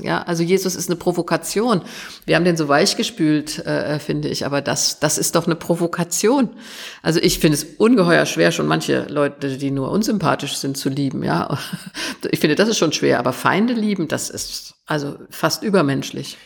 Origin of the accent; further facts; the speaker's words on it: Germany; Ich bin nach 45 in Westdeutschland geboren.